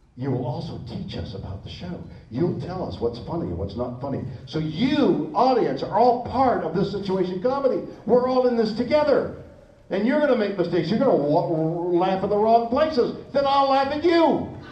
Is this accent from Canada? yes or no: yes; Canada; now in Los Angeles, United States; I'm a Canadian. I'm still a Canadian